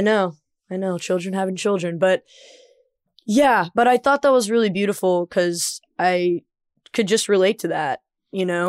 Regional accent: the American South, United States; as a Southerner

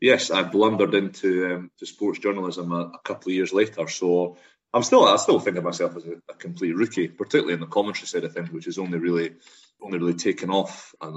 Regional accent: Aberdeen, Scotland, United Kingdom; also born or lived in Edinburgh / Glasgow; I am from Edinburgh originally, grew up in the northeast of Scotland, Aberdeen and Burness up that way, came down to Glasgow for uni, got 10 years ago now

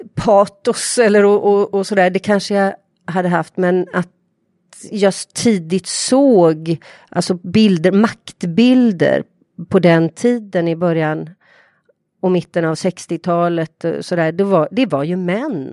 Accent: Partille, Västra Götaland, Sweden; där jag är uppvuxen i ett radhusområde

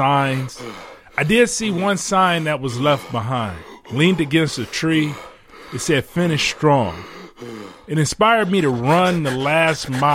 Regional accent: Detroit, Michigan, United States; I'm from Detroit

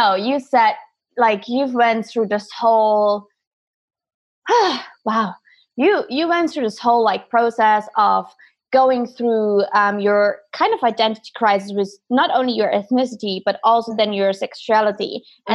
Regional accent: Germany; moved away; I'm from Germany originally

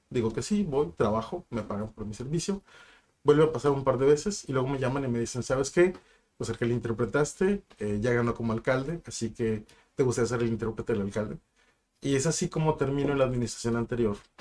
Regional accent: Ensenada, Baja California, Mexico; also born or lived in Mexicali; now in Tijuana, Mexico

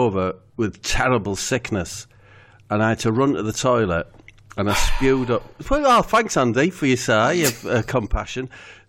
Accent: Middlesbrough, North East England, United Kingdom; born or raised there

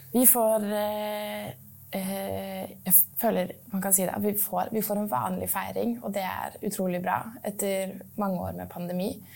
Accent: Norway; Jeg er født og oppvokst i Norge og gått på norsk skole

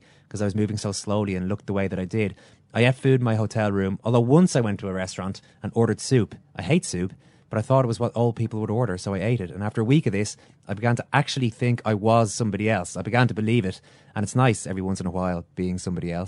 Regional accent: Ireland; we did as Irish people

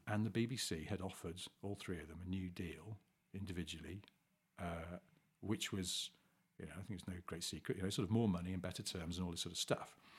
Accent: England, United Kingdom; we're English men

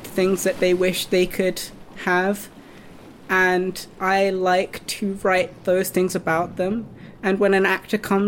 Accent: United Kingdom; a British, mixed-race, white and Japanese person

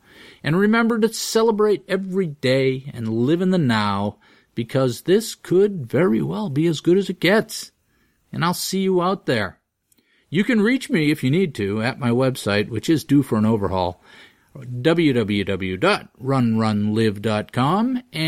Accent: Groton, Massachusetts, United States; my hometown of Groton, Massachusetts.

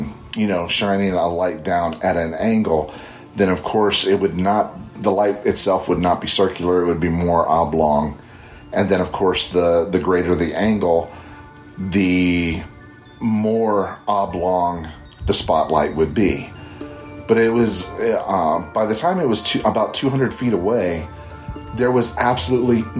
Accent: Northern Kentucky, United States; now in Central Florida, United States; I currently reside in Central Florida, but at the time of this sighting, I was living in my hometown in Northern Kentucky

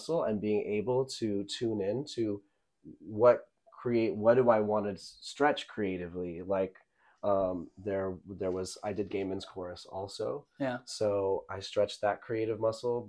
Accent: Midland, Texas, United States; moved away as an adult; also born or lived in Lubbock, Texas / Austin, Texas; now in Los Angeles, United States; my hometown of Midland, Texas, which is West Texas

